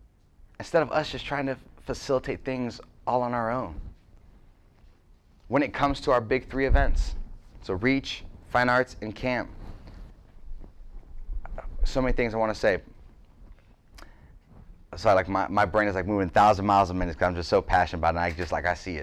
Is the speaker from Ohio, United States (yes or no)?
yes; Youngstown, Ohio, United States; I was from Youngstown, like, there's grace here.